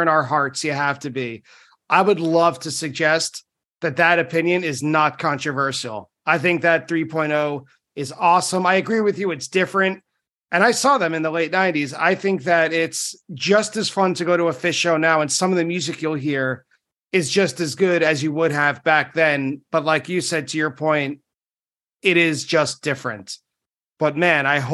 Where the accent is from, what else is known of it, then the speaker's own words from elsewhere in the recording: Long Island, New York, United States; I grew up on Long Island